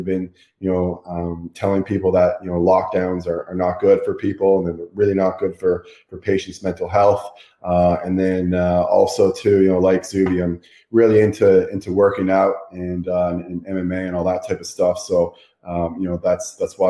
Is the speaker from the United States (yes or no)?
no; Canada; I'm from Canada